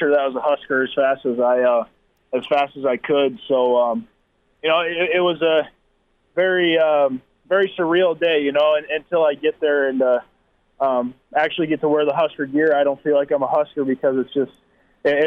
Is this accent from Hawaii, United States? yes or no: no; South Dakota, United States; growing up in the Midwest and especially South Dakota